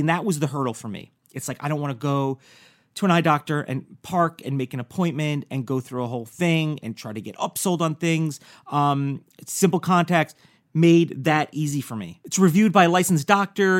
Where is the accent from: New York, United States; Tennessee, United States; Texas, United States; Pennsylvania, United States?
New York, United States; also born or lived in New Jersey; was born in Jersey, I grew up in New York.